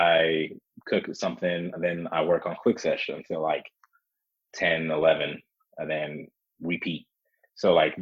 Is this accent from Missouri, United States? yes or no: no; Memphis, Tennessee, United States; also born or lived in Kuwait; now in Denver, United States; growing up in the South, in Memphis, Tennessee